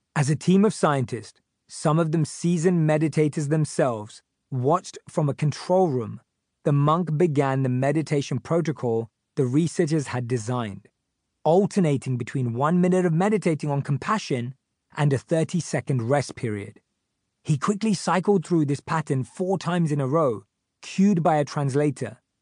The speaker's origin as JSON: {"language": "English", "region": "London", "country": "United Kingdom", "tie": "born or raised there", "said": "I grew up in North London with my parents and my younger sister"}